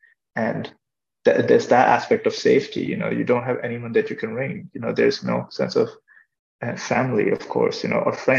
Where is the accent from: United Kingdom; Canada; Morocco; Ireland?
Ireland; growing up in Ireland, you know, you have to go, you can't go to the hospital